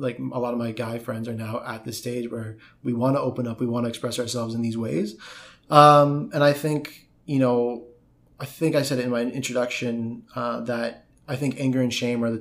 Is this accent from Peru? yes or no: no; Canada; I'm from Canada.